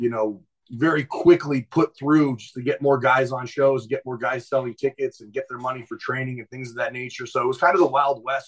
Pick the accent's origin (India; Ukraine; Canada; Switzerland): Canada; Winnipeg, Manitoba; I was from Winnipeg